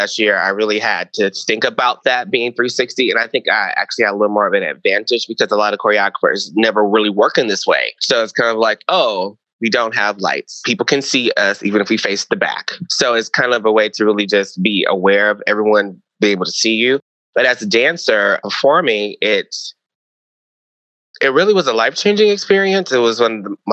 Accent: Detroit, Michigan, United States; moved away as an adult; now in Chicago, United States; I'm originally from Detroit, Michigan

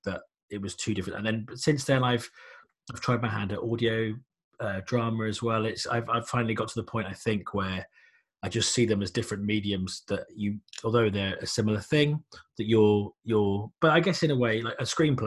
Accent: United Kingdom; I'm a British comic writer.

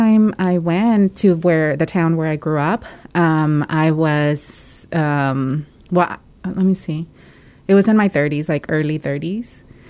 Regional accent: Mexico; moved away; I grew up in Mexico

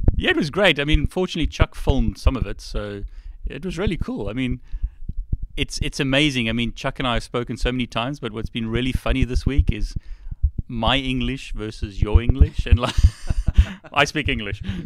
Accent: South Africa; now in United Kingdom; I originally was born in South Africa, or was, I grew up in South Africa

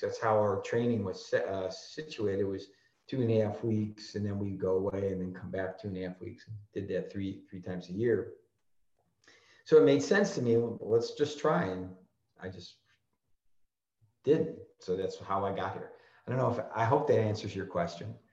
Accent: Chicago, Illinois, United States; I grew up in Chicago and, and, worked and lived in Chicago all my life

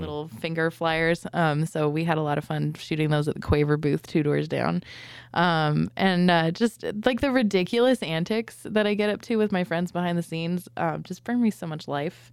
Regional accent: San Diego, California, United States; we're from San Diego

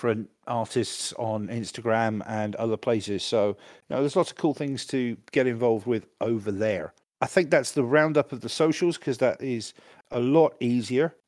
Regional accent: United Kingdom; I'm British

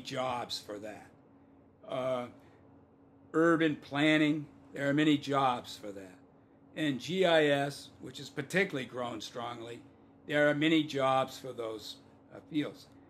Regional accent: Vermont, United States; now in Indiana, United States; I'm from Vermont.

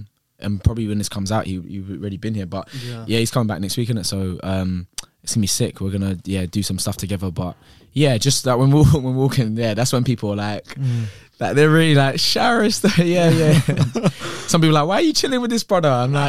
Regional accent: Croydon, London, United Kingdom; I grew up in Croydon, so I had to put my money in my sock, yeah?

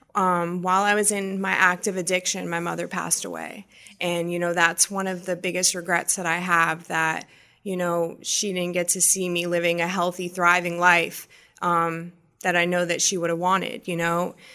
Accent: Massachusetts, United States; growing up, I grew up in Massachusetts

